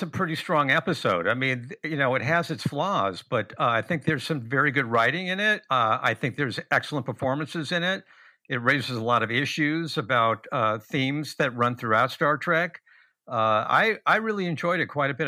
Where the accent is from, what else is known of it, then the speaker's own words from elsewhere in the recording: Los Angeles, California, United States; also born or lived in Westwood, Los Angeles; We moved from West L A, a very small house